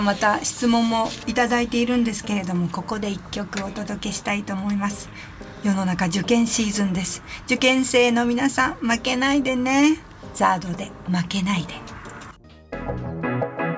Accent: Kanazawa, Ishikawa, Japan; moved away; ふるさとの金沢へ行ってまいりました

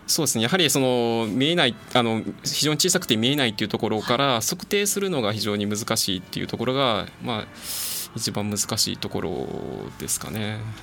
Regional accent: Akashi, Hyogo, Japan; moved away as an adult; also born or lived in Hokkaido / Tokyo / Saitama; 明石出身

